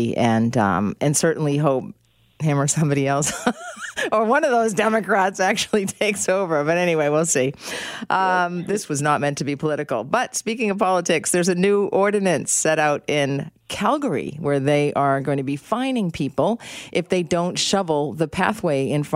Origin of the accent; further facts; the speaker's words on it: Boston, Massachusetts, United States; now in Canada; I'm originally from Boston